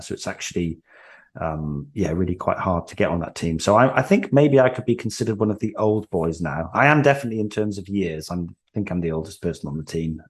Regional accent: Wales, United Kingdom; moved away as an adult; now in England; I was born in England, but I moved to Wales when I was three. So I, I grew up in Wales.

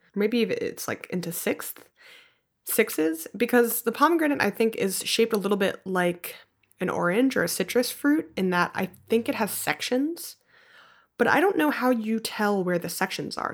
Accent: Philadelphia, Pennsylvania, United States; In Philly, some of the main streets are named after trees. So I grew up on Spruce Street

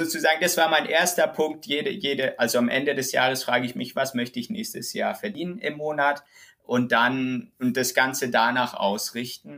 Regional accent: Germany; also born or lived in Witzenhausen; ich komme hier aus dem Dorf und die Leute kennen mich

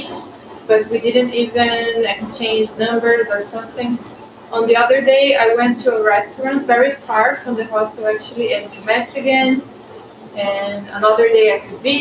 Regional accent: Brazil; I am from Brazil

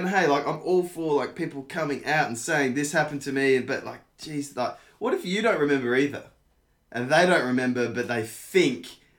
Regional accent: Australia; we have a drinking culture in Australia.

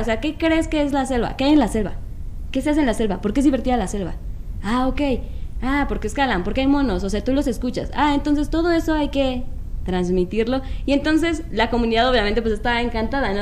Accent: Mexico City, Mexico; De la Ciudad de México

